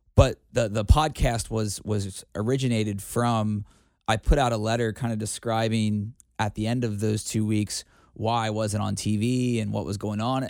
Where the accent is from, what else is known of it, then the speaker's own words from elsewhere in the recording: Cincinnati, Ohio, United States; in my hometown